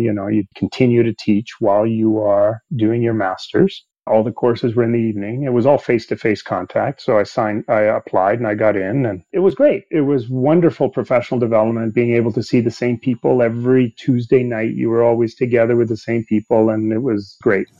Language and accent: English; Canada; English is a second language; also born or lived in Sweden; I was born in Sweden and we immigrated to Canada when I was eight years old.